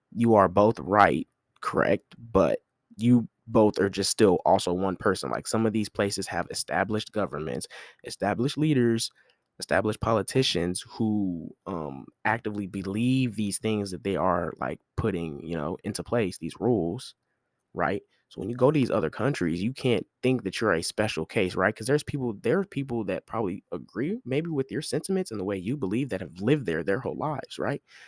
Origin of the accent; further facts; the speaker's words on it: United States; as an American